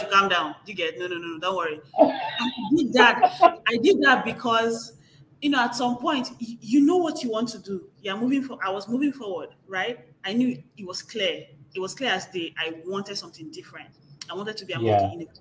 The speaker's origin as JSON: {"language": "English", "country": "Nigeria", "moved": "as an adult", "lives_now": "United States", "said": "I'm a Nigerian"}